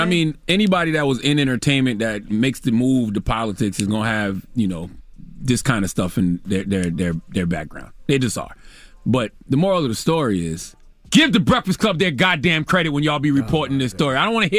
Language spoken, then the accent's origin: English; Mount Corner, South Carolina, United States; Listen, I'm from the country. I'm from Mount Corner, South Carolina, raised on a dirt road. It's almost like everybody cousins.